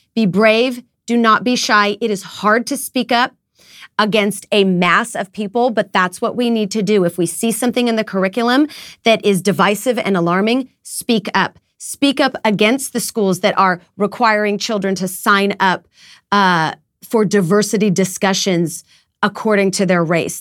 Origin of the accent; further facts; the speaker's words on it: United States; as an American mom